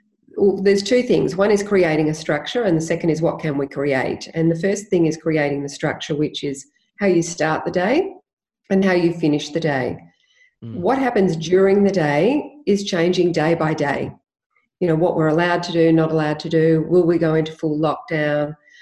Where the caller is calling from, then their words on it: Hampton, Victoria, Australia; I'm joining you live from Hampton in Victoria.